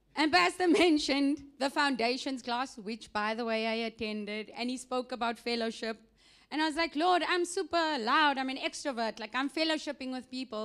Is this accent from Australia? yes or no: no; South Africa; moved away; I am from South Africa